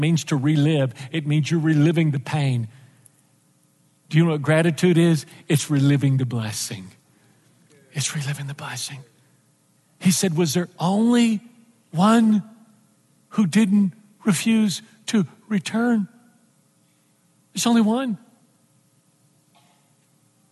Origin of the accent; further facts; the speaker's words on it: Texas, United States; moved away; I'm from Texas, and I left Texas a long time ago